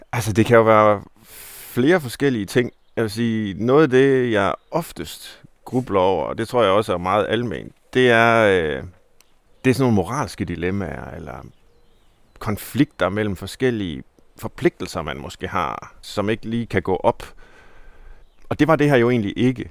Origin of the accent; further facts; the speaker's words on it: Herning, Central Denmark Region, Denmark; jeg er jo fra Herning, altså Midtjylland